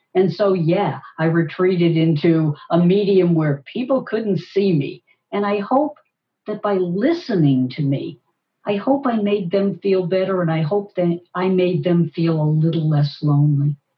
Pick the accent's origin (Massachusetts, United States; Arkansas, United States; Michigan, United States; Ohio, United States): Massachusetts, United States; Boston; Boston, my hometown